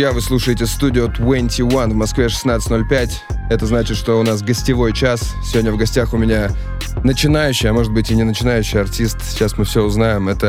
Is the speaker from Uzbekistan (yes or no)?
yes; Uzbekistan; moved away; я из Узбекистана, у меня регион чуть-чуть другой.